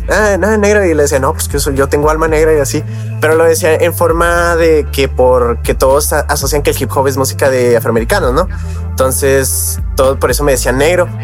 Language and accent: Spanish; Mexico; yo soy mexicano